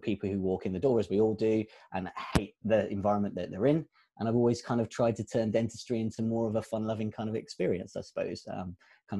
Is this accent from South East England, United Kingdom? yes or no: yes; Kent, South East England, United Kingdom; also born or lived in Southeast London; now in Bournemouth, United Kingdom; I was born in Southeast London. My parents from East African Asian heritage, you can probably tell. My roots mean a lot to me in that sense. When I kind of reflect now, I realize that my roots of having been brought up in a Roman Catholic primary school in leafy Kent